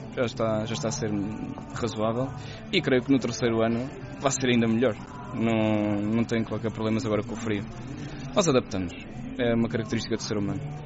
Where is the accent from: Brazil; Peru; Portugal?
Portugal; Aveiro, Centro; moved away as an adult; now in Changchun, China; Eu sou da Aveiro